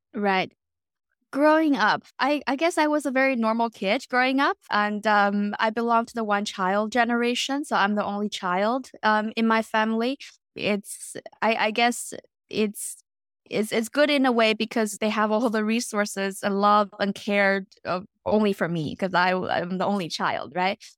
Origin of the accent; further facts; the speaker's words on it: Beijing, China; moved away as an adult; also born or lived in North America / Europe; now in Canada; I was born and raised in Beijing, and then later on spent my entire adulthood abroad, um, in North America and Europe. So right now I'm in West Coast, Canada.